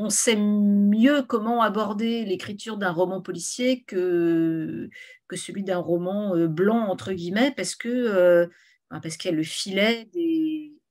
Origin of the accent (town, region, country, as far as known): Morlaix, Brittany, France; born or raised there; also born or lived in Rennes